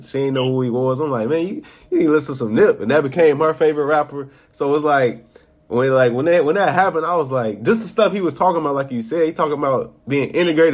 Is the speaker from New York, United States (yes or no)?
no; Chicago, Illinois, United States; I'm from Chicago. A kid from Chicago